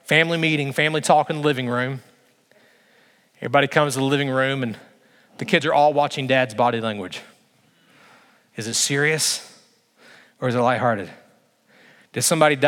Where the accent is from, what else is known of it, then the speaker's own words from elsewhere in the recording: Alabama, United States; I grew up in Alabama.